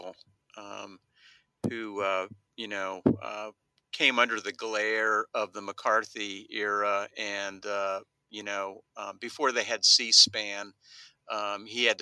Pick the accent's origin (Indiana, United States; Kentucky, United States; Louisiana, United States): Kentucky, United States; Lexington; I grew up in Lexington, Kentucky